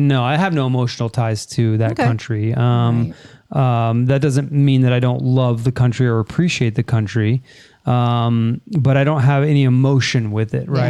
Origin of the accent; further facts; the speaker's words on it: United States; I'm an American